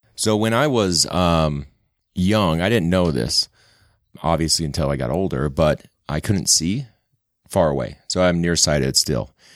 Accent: West Valley City, Utah, United States; also born or lived in St. George, Utah / Sugar House, Salt Lake City, Utah; I grew up in West Valley and then went to college in Saint George at Dixie

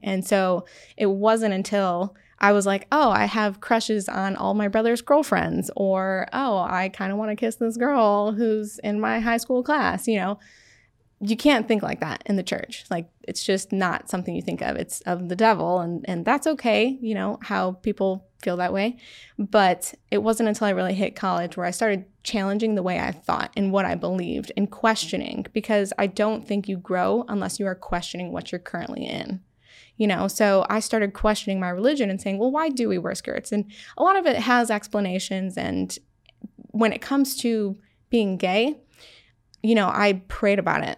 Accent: Syracuse, New York, United States; I am from Syracuse, New York, born and raised.

